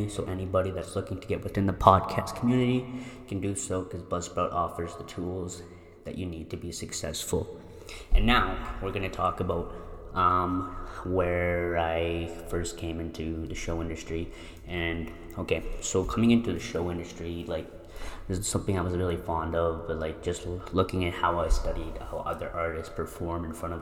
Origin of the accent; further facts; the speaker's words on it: Drayton Valley, Alberta, Canada; open up in my hometown. So opening up to me is in Drayton Valley